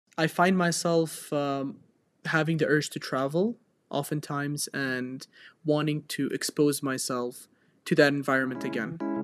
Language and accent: English; Iraqi Kurdistan, Kurdistan Region, Iraq; also born or lived in Edinburgh, United Kingdom; I've grown up here all my life, did all my high school here.